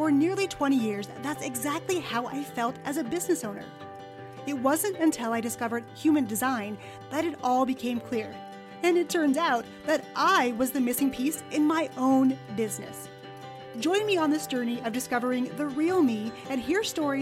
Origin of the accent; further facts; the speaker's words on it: Nevada, United States; I'm from Nevada